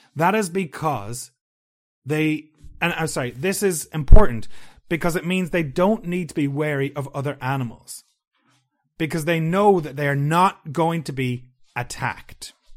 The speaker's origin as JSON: {"language": "English", "country": "Ireland", "said": "I'm from Ireland"}